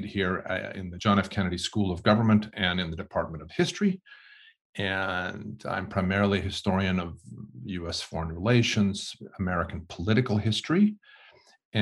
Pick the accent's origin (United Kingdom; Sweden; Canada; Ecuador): Sweden; moved away; I'm originally from Sweden